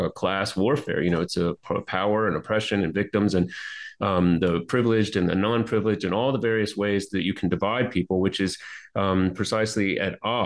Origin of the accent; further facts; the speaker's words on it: Deep South, United States; now in South Carolina, United States; I grew up in the Deep South